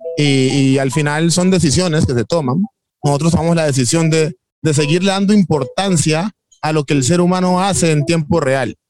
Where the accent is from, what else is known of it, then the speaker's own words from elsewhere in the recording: Timbiquí, Cauca, Colombia; now in Cali, Colombia; cuando nos vinimos de Timbiquí a Cali, éramos 14 chicos